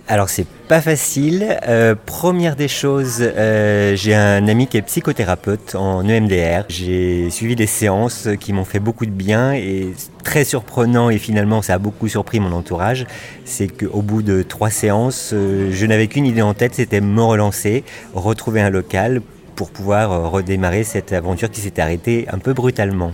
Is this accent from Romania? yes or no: no; Lyon, Auvergne-Rhône-Alpes, France; also born or lived in Paris; now in Bordeaux, France; je suis originaire de Lyon, donc de province